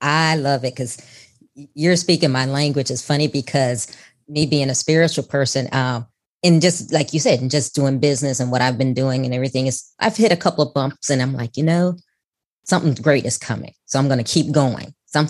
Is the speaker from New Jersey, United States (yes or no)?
no; Chicago, Illinois, United States; That's right. And we're from Chicago.